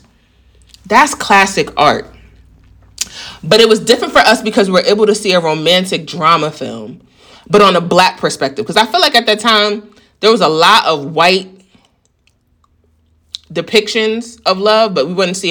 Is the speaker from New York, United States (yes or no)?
yes; New York, United States; I'm a New Yorker